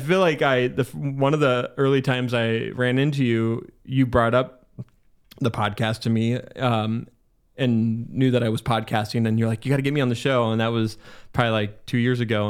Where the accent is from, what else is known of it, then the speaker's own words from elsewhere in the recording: Mead, Washington, United States; also born or lived in Spokane / Millwood; I grew up in Mead, and like there's a good community at like in Mead and Mount Spokane